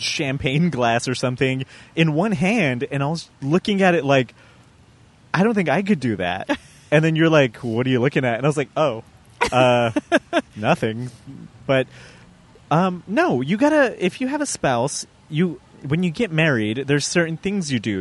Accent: Colorado, United States; moved away as an adult; I'm born and raised in Colorado

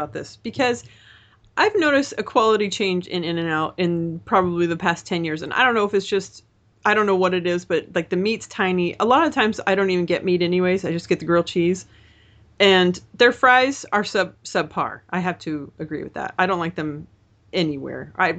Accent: California, United States; I should know because I'm Californian, but I'm a disgrace to my Mexican culture and my Californian culture.

